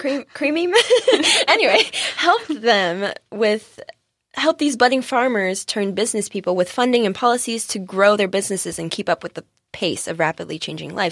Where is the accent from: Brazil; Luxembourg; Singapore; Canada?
Singapore; now in California, United States; As someone who comes from Singapore